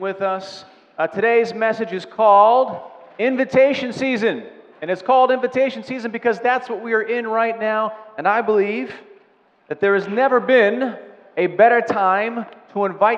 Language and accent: English; Delaware County, Pennsylvania, United States; We're all from Delco